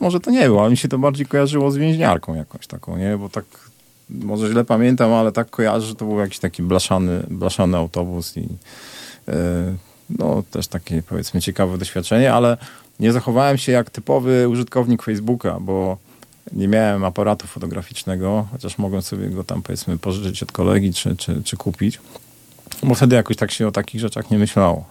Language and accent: Polish; Poland; also born or lived in Glasgow; jestem z Polski